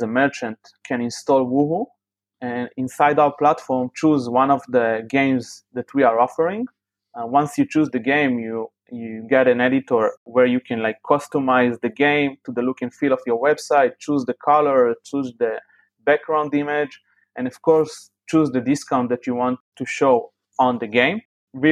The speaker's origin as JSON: {"language": "English", "town": "Tel Aviv", "region": "Tel Aviv District", "country": "Israel", "said": "I am from Israel, from Tel Aviv, which is known as a very high-level startup scene in the world."}